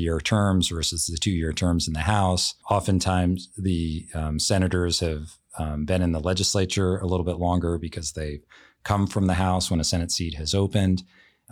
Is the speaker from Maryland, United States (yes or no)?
yes; D.C., Maryland, United States; also born or lived in Baltimore, Maryland; now in Washington, United States; I grew up outside of Washington, D.C.